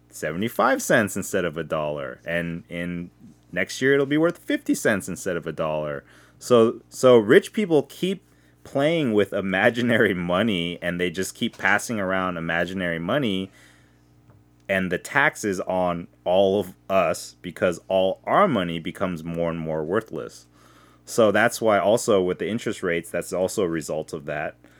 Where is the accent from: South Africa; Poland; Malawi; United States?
United States; I'm first generation, and when I went to Korea, they all treated me like an American